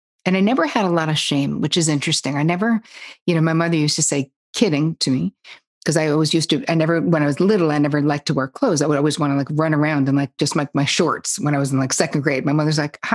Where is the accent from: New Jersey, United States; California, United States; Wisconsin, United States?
New Jersey, United States; moved away as an adult; also born or lived in Long Island / New York City; I grew up in Jersey, but I was living in Long Island because that's where I went to college